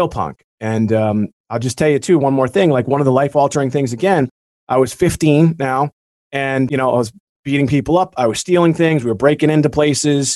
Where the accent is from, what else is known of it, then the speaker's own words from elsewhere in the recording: Beverly, Massachusetts, United States; where I grew up is because in Beverly, Massachusetts